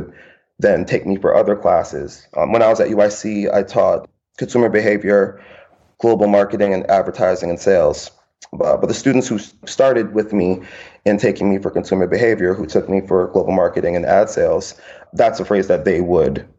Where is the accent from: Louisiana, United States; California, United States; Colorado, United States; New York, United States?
New York, United States; New York City; moved away as an adult; also born or lived in Mount Vernon, New York / Atlanta, Georgia; now in San Francisco, United States; I grew up in the Bronx